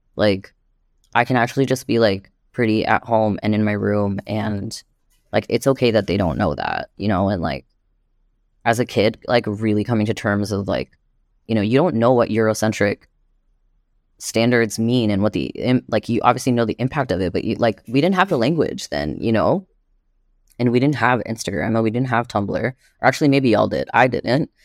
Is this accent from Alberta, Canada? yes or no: no; Montreal, Quebec, Canada; now in Toronto, Canada; I was born and raised in Jojage in Montreal, and what's known as Montreal